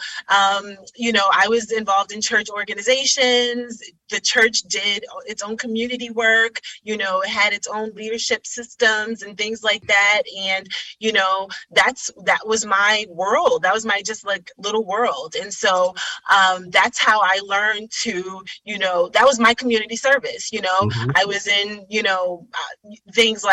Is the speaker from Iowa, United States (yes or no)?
no; New York City, New York, United States; also born or lived in Middletown, Connecticut; I was born and raised in Brooklyn, in Bedside, Brooklyn